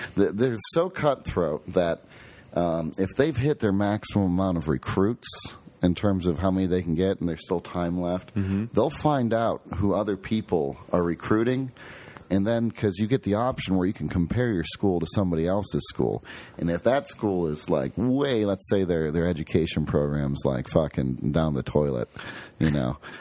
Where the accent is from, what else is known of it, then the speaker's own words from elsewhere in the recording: Toledo, Ohio, United States; now in Columbus, United States; we grew up in Toledo